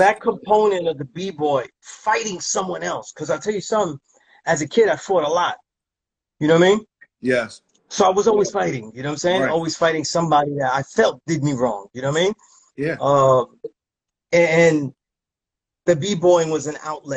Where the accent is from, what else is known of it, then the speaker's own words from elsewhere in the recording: New York City, New York, United States; I was grew up in a neighborhood where everybody was Puerto Rican